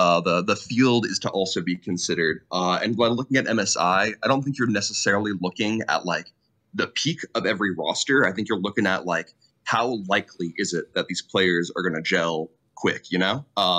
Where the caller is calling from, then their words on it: New York City, New York, United States; Howdy, y'all. Coming from the Big Apple, New York City. Just moved up here recently, which is pretty hype.